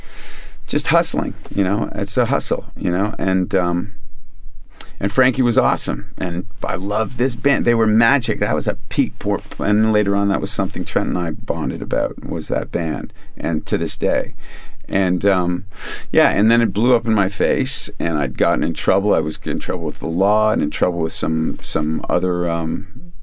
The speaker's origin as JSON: {"language": "English", "town": "Kingston", "region": "Ontario", "country": "Canada", "tie": "born or raised there", "said": "I grew up in Kingston with … and the guys in the …"}